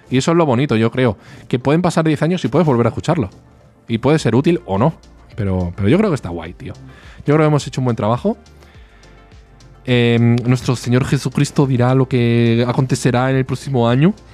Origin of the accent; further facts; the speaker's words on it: Málaga, Andalusia, Spain; Una frase, porque soy andaluz. Me acuerdo de una frase. … soy de Málaga.